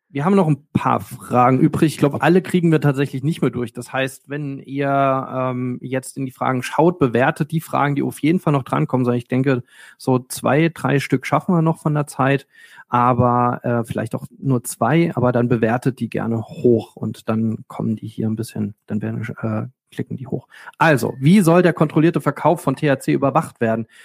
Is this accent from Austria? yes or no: no; Switzerland; Also an solche hatte ich als Schweizer überhaupt gar nicht gedacht